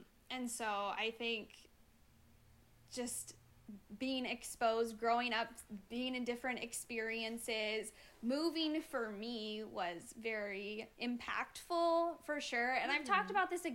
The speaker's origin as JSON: {"language": "English", "region": "Iowa", "country": "United States", "tie": "born or raised there", "said": "I grew up in Iowa. I grew up my whole childhood in the same town"}